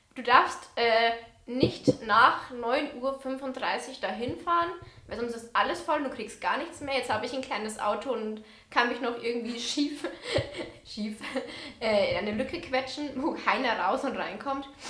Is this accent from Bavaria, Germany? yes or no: yes; Bavaria, Germany; bei uns in Bayern.